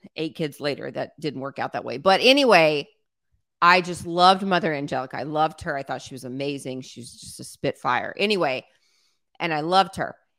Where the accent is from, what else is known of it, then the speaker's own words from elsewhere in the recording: South Louisiana, United States; I was raised in South Louisiana where everybody's Catholic